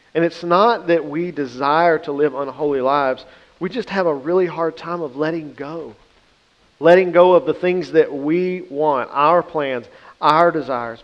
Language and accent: English; the Bible Belt, United States; Growing up in the Bible Belt